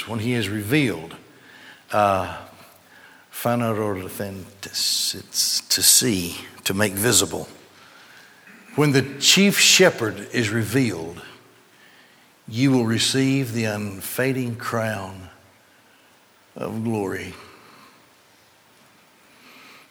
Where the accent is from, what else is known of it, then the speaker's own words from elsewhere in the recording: Gadsden, Alabama, United States; I grew up in Gadsden, and the Goodyear plant pretty much controlled in those days, controlled the economy of Gadsden